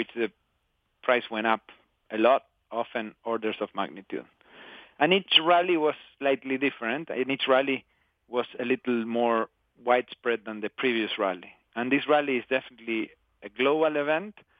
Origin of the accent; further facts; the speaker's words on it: Patagonia, Argentina; I grew up in Patagonia, in the southern part of Argentina